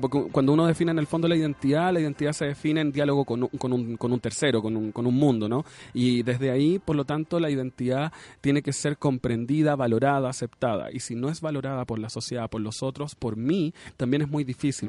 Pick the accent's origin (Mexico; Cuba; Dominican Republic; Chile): Chile